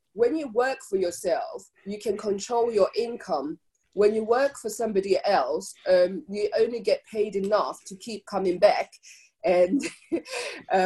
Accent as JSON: {"language": "English", "country": "Zimbabwe", "tie": "born or raised there", "moved": "yes", "lives_now": "United Kingdom", "said": "as a Black African person born in Zimbabwe, I'm still Zimbabwean, but I'm also British"}